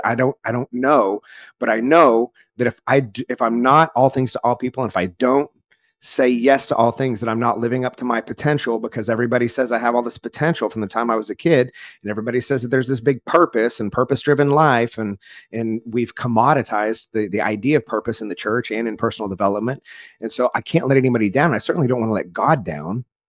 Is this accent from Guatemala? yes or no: no; rural Oklahoma, United States; grew up in a small Southern Baptist church in rural Oklahoma